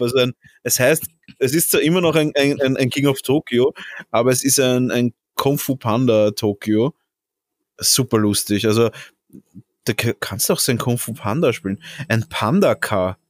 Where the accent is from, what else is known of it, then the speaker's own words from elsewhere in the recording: Austria; als Österreicher